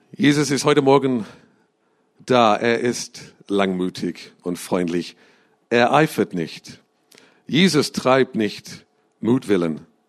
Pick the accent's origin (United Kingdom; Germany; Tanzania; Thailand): United Kingdom; England; moved away; Ich bin in England äh, aufgewachsen.